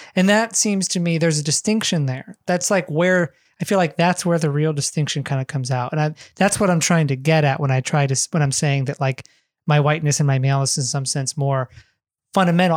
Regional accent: Ohio, United States; we both grew up in America, we grew up in the Midwest

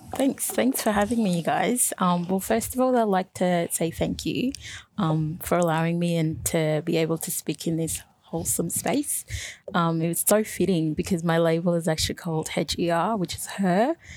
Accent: north of Sudan, Sudan; also born or lived in Egypt; now in Australia; So I moved to Australia from Egypt, originally from Sudan, specifically East Africa and north of Sudan. So I'm Nubian by background.

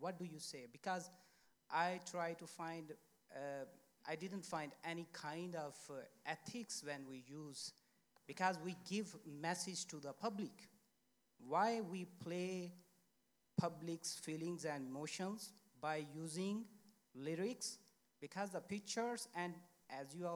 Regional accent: Pakistan; now in Sweden; I'm a journalist from Pakistan, based in Sweden.

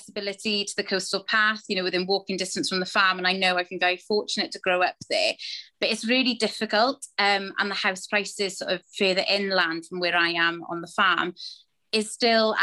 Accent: Little Haven, Wales, United Kingdom; I'm from Pembrokeshire, pretty much on the west, as nearly as far west as you can go in Pembrokeshire, to be honest. We farm just on the coast outside a gorgeous village called Little Haven.

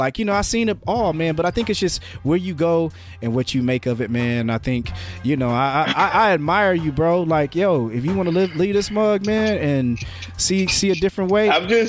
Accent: Indiana, United States; us as American, us as Indianans

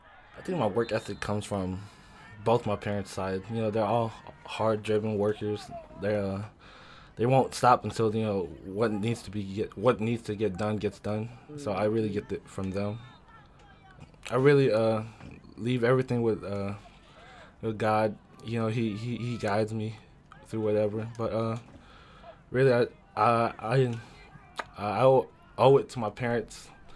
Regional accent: Frankfurt, Hesse, Germany; born there; also born or lived in Washington; So I was born in Frankfurt, Germany. And then after that, I think we moved to Washington.

